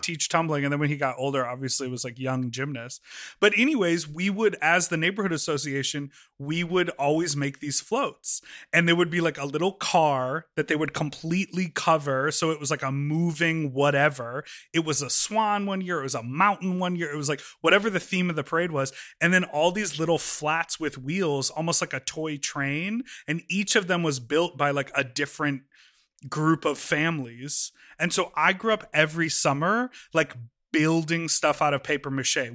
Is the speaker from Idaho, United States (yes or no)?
no; Evanston, Illinois, United States; in Evanston. I grew up